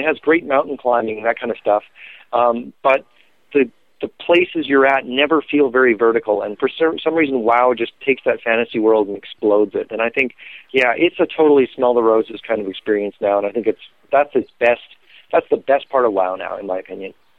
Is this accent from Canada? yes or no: yes; Canada; I was Canadian